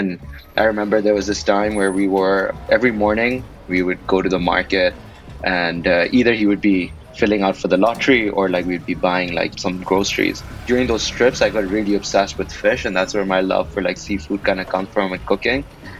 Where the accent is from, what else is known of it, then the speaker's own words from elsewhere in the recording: Karachi, Sindh, Pakistan; You know, growing up in Karachi in Pakistan, 2011 is a year that I'll talk about it being a super weird year.